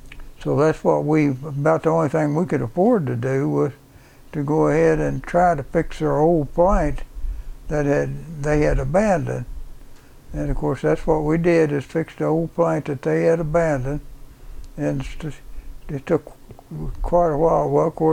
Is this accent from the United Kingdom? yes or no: no; Bowling Green, Kentucky, United States; born there; I was born in Bowling Green, Kentucky when my mother and dad was down there in school.